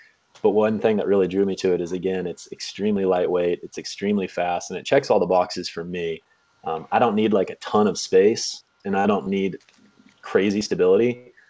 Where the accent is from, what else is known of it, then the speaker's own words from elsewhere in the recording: Kansas, United States; now in Michigan, United States; I am currently living in Michigan, but I grew up in Kansas. I'm 27 years old now